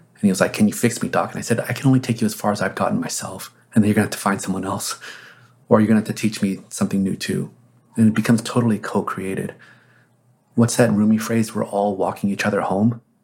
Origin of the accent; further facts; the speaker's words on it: Texas, United States; also born or lived in Korea; I grew up in Texas in the seventies